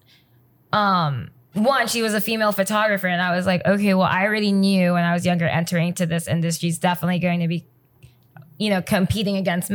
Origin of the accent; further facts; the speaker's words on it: Hawthorne, California, United States; also born or lived in Philippines; I'm from the Philippines. So I moved to America, I grew up in Hawthorne, primarily diverse, Hispanics, Blacks, Asians